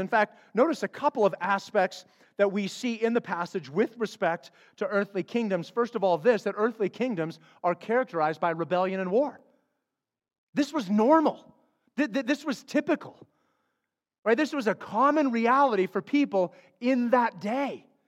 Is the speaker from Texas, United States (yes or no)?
no; Flagstaff, Arizona, United States; I grew up in Flagstaff, Arizona.